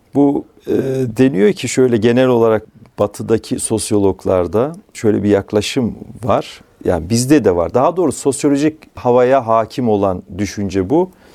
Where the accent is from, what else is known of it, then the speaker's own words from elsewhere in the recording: Kayseri Province, Turkey; moved away; Kayseri'de doğduğum, çocukluğumun geçtiği köyde